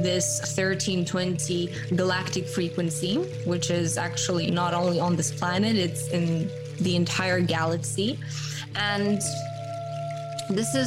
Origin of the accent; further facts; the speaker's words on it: Romania; born and raised in Romania